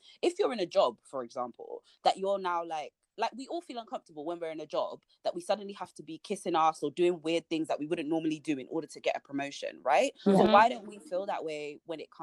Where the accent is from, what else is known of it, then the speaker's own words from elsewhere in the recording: Nigeria; moved away; we're both Nigerian, but we're just here